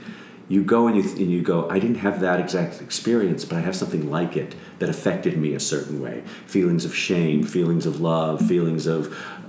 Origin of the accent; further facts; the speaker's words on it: Skokie, Illinois, United States; I am from Skokie, Illinois.